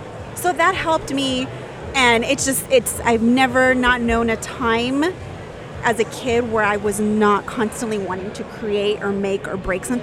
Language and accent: English; San Jose, California, United States; In San Jose, California.